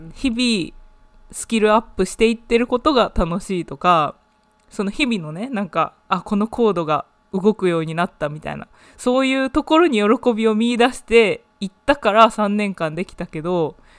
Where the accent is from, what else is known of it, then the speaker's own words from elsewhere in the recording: Japan; now in United Kingdom; 日本生まれ、イギリスの大学で勉強している